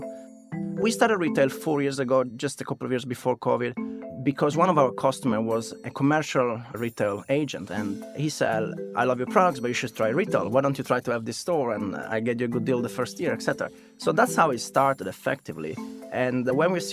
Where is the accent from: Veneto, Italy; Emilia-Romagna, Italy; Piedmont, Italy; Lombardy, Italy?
Piedmont, Italy; Turin; moved away as an adult; also born or lived in London, United Kingdom / United States; I grew up in Italy